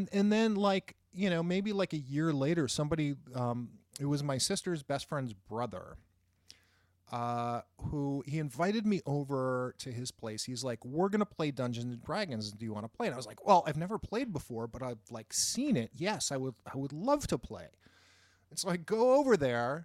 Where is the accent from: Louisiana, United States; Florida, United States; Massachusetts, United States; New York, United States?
Massachusetts, United States; Boston; I grew up in Boston, just outside Cambridge, which is, of course, where Harvard is and where MIT is.